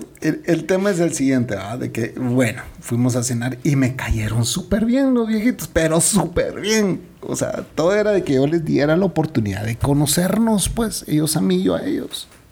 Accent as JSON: {"language": "Spanish", "country": "Guatemala", "said": "Yo no soy su primer chapín"}